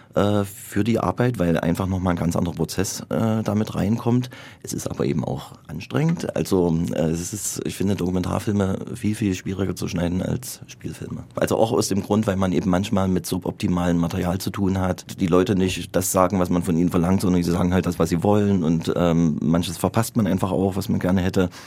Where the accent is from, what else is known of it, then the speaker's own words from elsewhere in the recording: Gera, Thuringia, Germany; in meinem Geburtsort Gera